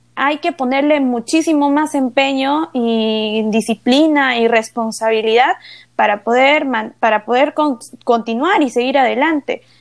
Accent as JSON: {"language": "Spanish", "region": "Ayacucho", "country": "Peru", "tie": "born or raised there", "said": "desde el segundo grado de primaria he obtenido becas en colegios privados en la región de Ayacucho"}